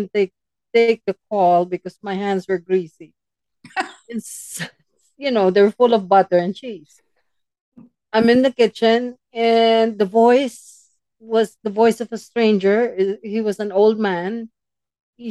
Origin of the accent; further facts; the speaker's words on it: Philippines; moved away; our home where I grew up in the Philippines